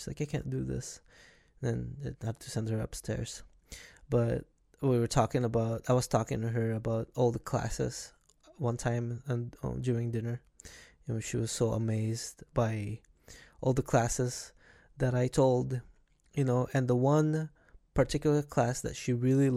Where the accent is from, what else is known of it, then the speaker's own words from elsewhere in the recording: Philippines; moved away; back in where I was born in Philippines, we didn't really paid attention to a lot of electronics, where we get to go outside all the time and play with other kids